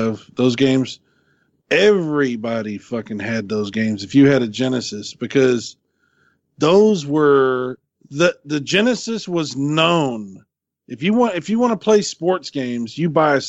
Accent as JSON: {"language": "English", "region": "Texas", "country": "United States", "said": "we're from Texas"}